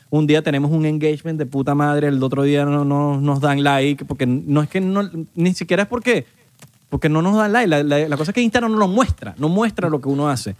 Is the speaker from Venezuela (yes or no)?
yes; Venezuela; a nosotros, bueno, va en Venezuela